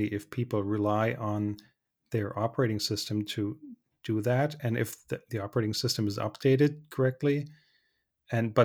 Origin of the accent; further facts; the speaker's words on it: Germany